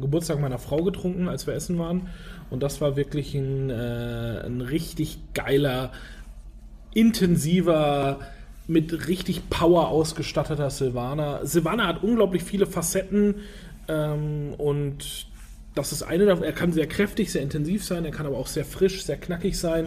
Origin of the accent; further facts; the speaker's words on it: Franconia, Bavaria, Germany; now in Hamburg, Germany; meine Heimat sozusagen, ins schöne Frankenland, äh, direkt nach Würzburg